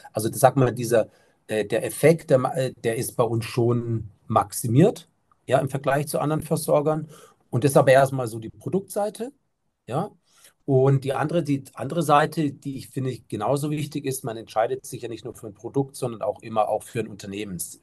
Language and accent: German; Germany; bei uns in Deutschland